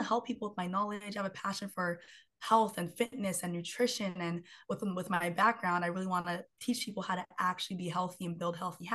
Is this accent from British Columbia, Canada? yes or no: yes; Vancouver, British Columbia, Canada; I'm from Vancouver, BC, Canada